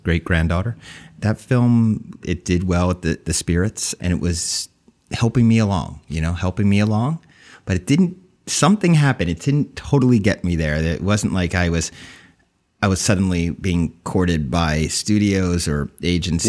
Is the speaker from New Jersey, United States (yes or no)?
yes; New Jersey, United States; also born or lived in Summit, New Jersey; I was born in Summit, New Jersey, raised in Central Jersey.